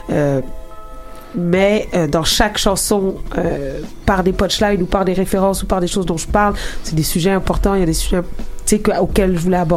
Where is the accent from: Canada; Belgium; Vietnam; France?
Canada; Quebec; accent: Québécois; Euh, tu sais, là, j'ai un accent keb, en guillemets, mais tu sais, je vais pas rapper ni écrire comme ça.